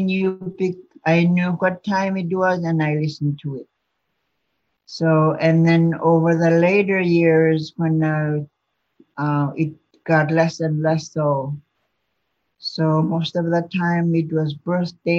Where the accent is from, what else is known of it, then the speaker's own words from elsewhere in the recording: Chevak, Alaska, United States; moved away; also born or lived in Bethel; I'm originally from Chivak.